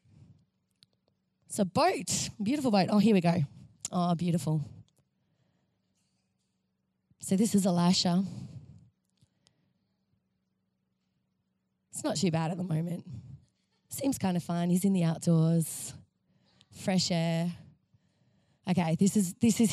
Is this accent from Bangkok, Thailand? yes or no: yes; Bangkok, Thailand; now in Melbourne, Australia; I come from Bangkok